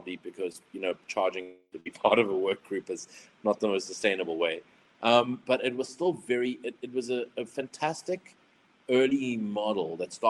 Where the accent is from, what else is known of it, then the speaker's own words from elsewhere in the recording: South Africa; being South African